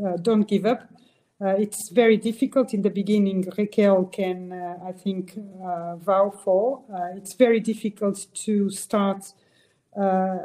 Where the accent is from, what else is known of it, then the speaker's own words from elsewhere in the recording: Angola; now in Portugal; I was born in Angola near the ocean.